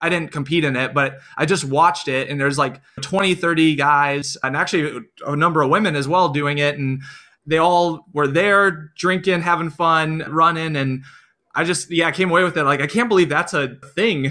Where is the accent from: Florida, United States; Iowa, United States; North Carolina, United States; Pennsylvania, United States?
Iowa, United States; I grew up in Iowa, only child, with my parents